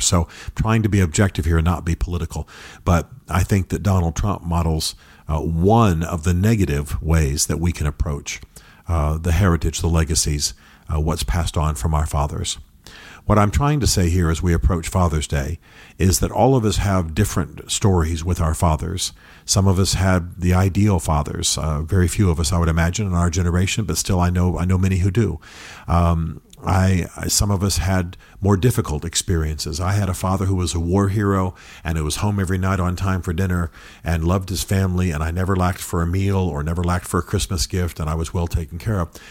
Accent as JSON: {"language": "English", "country": "United States", "said": "as Americans"}